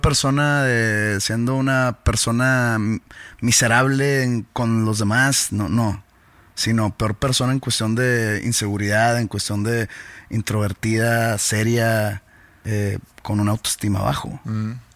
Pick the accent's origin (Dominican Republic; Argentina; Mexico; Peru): Mexico; somos mexicanos